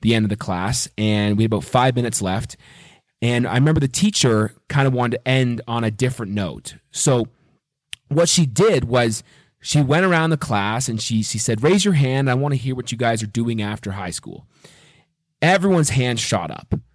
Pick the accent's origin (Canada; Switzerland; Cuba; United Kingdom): Canada; Waterdown, Ontario; moved away as an adult; also born or lived in Mississauga, Ontario / Montreal / Cayman Islands / Nashville, Tennessee; I was born in just outside of Toronto in Mississauga, Ontario, and I was raised in Waterdown, Ontario